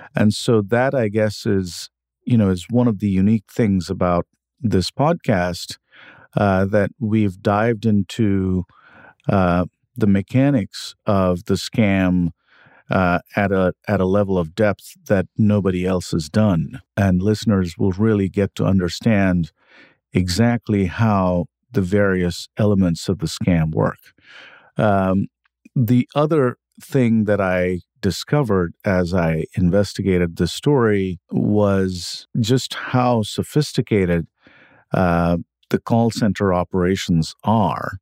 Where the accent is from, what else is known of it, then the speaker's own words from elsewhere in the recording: India; moved away as an adult; now in United States; I grew up in India. I came to the U S when I was in my twenties for grad school